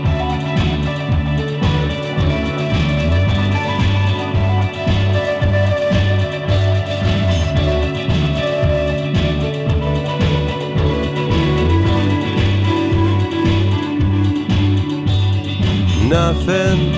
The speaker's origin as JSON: {"language": "English", "region": "Northwest Tennessee", "country": "United States", "tie": "born or raised there", "also_born_or_lived": "Bristol, Tennessee / Knoxville, Tennessee", "lives_now": "Chattanooga, United States", "said": "I grew up in Northwest Tennessee"}